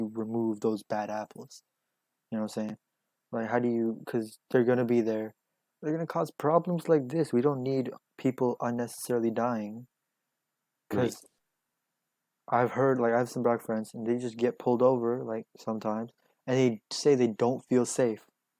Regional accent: the South, United States; I'm from the South, too, but, like, my area is pretty diverse

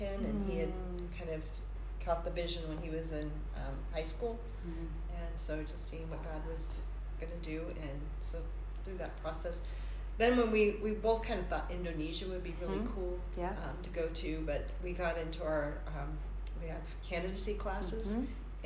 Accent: California, United States; moved away; I was from California

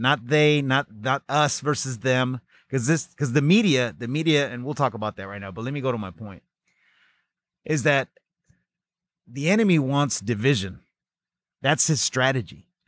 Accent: Pacoima, California, United States; growing up in the San Fernando Valley in a city called Pacoima

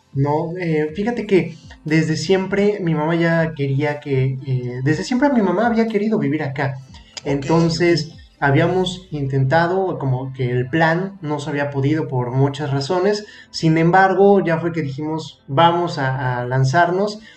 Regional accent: Mexico City, Mexico; moved away as an adult; now in Mérida, Mexico; yo soy de Ciudad de México

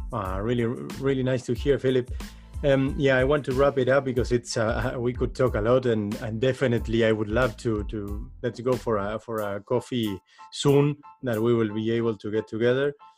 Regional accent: Uruguay; now in Netherlands; I come from South America, I come from Uruguay

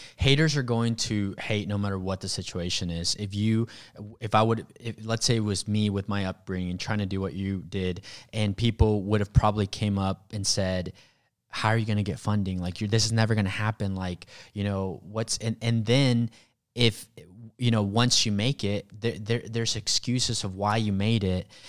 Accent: Mexico; moved away; also born or lived in Sand Springs, Oklahoma; I grew up in Mexico. I grew up really, really poor, um, single mom

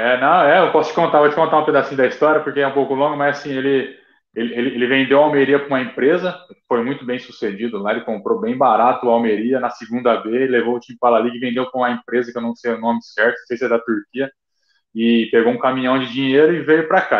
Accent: Araçatuba, São Paulo, Brazil; moved away; eu sou de Aracatuba, tava em casa

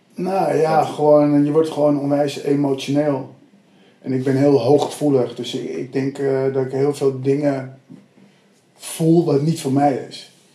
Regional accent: Abbekerk, North Holland, Netherlands; ik kom ook hm. uit een eh, dorpje Abbekerk met ongeveer 3000 mensen

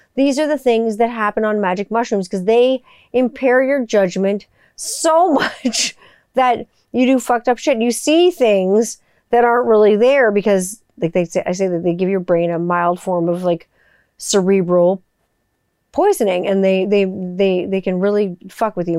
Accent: West Mountain, Ontario, Canada; That's where I grew up in West Mountain

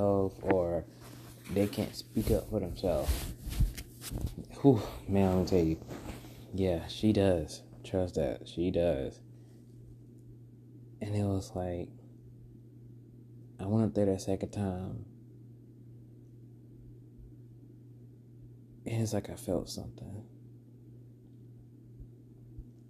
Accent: Alabama, United States; also born or lived in North Carolina; back to my home state, Alabama

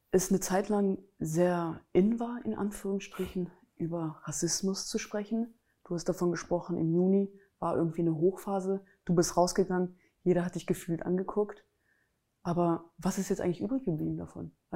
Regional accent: Germany; Muss einfach wegfallen, weil ich bin hier geboren, ich bin hier aufgewachsen, ich bin Deutsche.

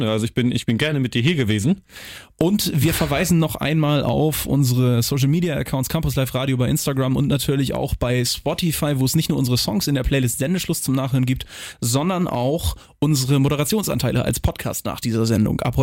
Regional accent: Lower Saxony, Germany; ich komme direkt aus der Nähe von Schesel, vom Eichenring Schesel, wo ja jedes Jahr das Hurricane Festival stattfindet

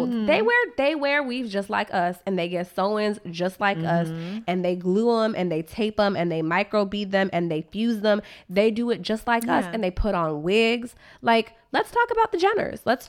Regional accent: Orange County, California, United States; now in Washington, D.C., United States; And I grew up in Orange County

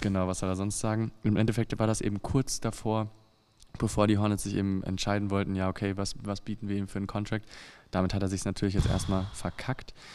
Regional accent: Germany; als Deutscher

